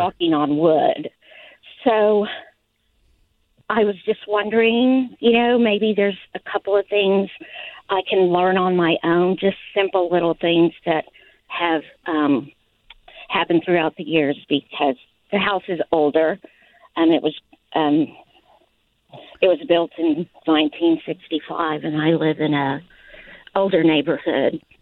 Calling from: Fort Worth, Texas, United States; I'm calling from Fort Worth, Texas.

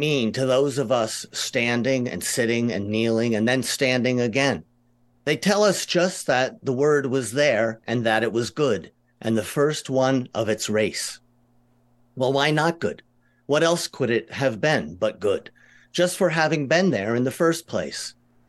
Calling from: New York City, New York, United States; New York City. I'm excellent. In the Bronx.

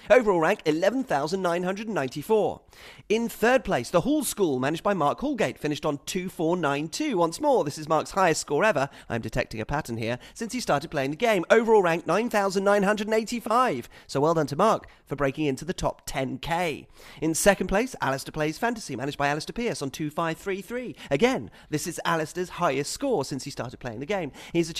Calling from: Bangalore, Karnataka, India; I am writing from Bangalore in India as a thunderous monsoon threatens outside.

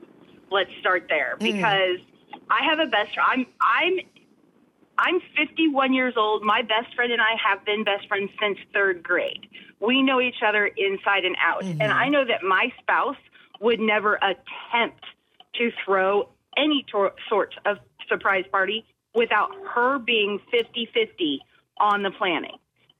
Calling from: Goose Creek, South Carolina, United States; I'm calling from Goose Creek.

